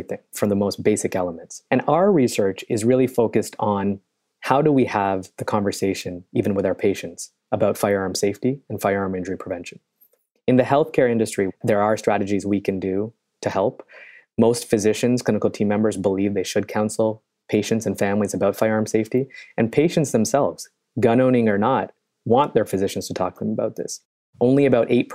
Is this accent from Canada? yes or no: yes; Canada; moved away as an adult; also born or lived in Chicago / New York; I am originally Canadian. And I came to Chicago many years ago